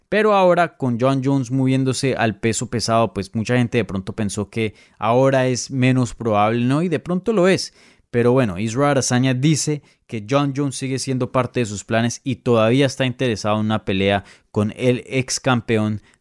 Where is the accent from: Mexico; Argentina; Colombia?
Colombia; Yo soy de Colombia, ….